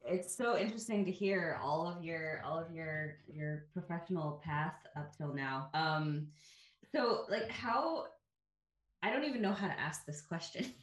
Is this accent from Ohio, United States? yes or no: yes; Ohio, United States; moved away as an adult; also born or lived in United Kingdom; when I was a kid growing up in Ohio